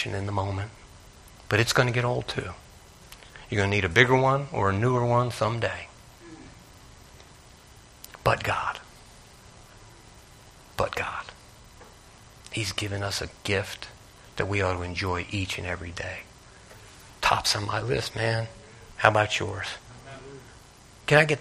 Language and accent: English; Northeast, United States; I grew up in the Northeast.